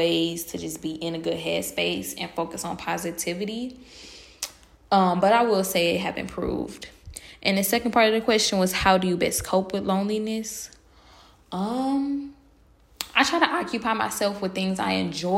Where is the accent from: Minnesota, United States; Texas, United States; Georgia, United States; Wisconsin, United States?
Wisconsin, United States; Milwaukee; moved away as an adult; I do like living outside of my hometown